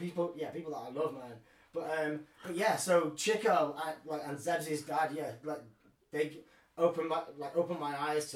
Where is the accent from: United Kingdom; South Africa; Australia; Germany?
United Kingdom; Colwyn Bay, Wales; I grew up in North Wales in Colwyn Bay.